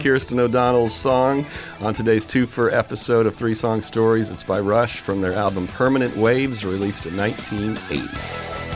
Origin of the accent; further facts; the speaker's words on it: Kansas City, Missouri, United States; also born or lived in Warrensburg, Missouri; I was born in a small town in Missouri, but then I grew up in Kansas City